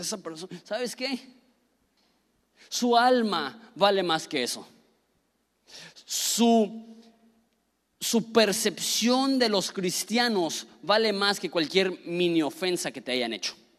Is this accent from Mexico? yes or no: yes; northern Mexico, Mexico; también soy enojón, norteño